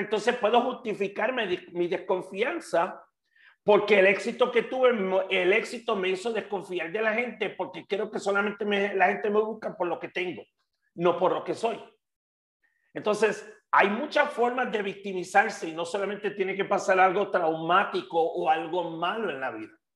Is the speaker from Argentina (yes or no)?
no; Puerto Rico; moved away as an adult; now in Mexico; Hasta que me fui de Puerto Rico, que me vine a vivir a México hace cerca de 10 años